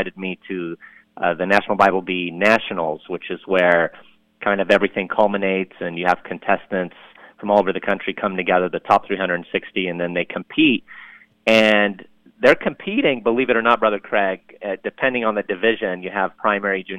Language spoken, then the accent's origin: English; Lebanon; now in United States; I'm from Lebanon, as I mentioned a little bit ago, and we immigrated here to the U.S. back in 1980.